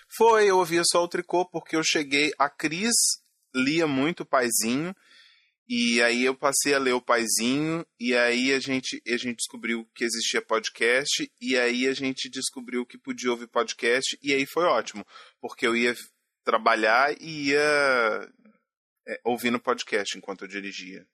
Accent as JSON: {"language": "Portuguese", "region": "Minas Gerais", "country": "Brazil", "said": "Sou mineiro"}